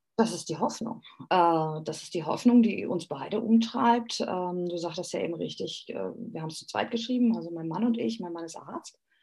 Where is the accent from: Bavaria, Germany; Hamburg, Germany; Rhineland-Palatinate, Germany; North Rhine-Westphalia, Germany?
Hamburg, Germany; moved away as an adult; also born or lived in Greece; now in Austria; wir waren ja ursprünglich in Hamburg. Äh, man, man, ist Hamburger